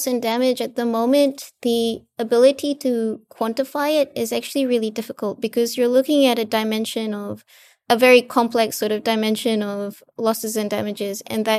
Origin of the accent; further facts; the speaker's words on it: Fiji; I'm actually from Fiji, so I'm from a small island developing state in the Pacific.